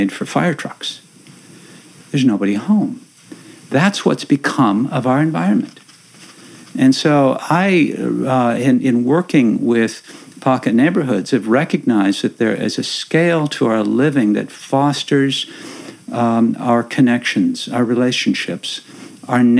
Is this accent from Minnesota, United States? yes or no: yes; Minnesota, United States; now in Langley, United States; the place where I grew up in Minnesota, a little small town about the same distance out from the center, where my family had lived for 100 years